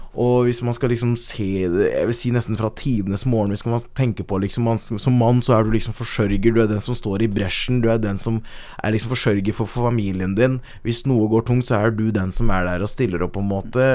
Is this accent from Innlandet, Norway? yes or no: yes; Øyer, Innlandet, Norway; also born or lived in Kenya; Jeg kommer fra Øyer